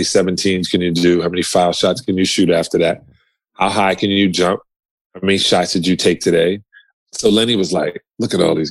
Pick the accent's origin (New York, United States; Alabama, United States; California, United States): New York, United States; I'm from New York.